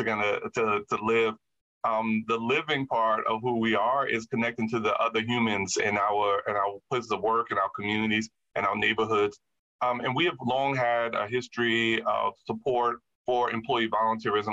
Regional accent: Jersey City, New Jersey, United States; born or raised there

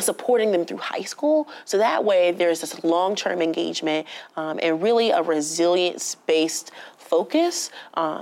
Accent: Newark, New Jersey, United States; I was born and raised in Newark

